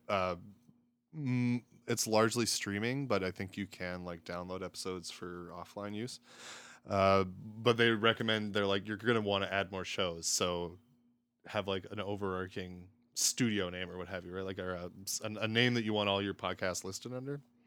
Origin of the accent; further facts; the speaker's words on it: Strathmore, Alberta, Canada; moved away as an adult; also born or lived in British Columbia / California / Camrose, Alberta; now in Edmonton, Canada; I grew up outside of Calgary, so Strathmore area, couple years I lived in B C, one year I lived in California, but most of my life was spent in the surrounding area of Calgary.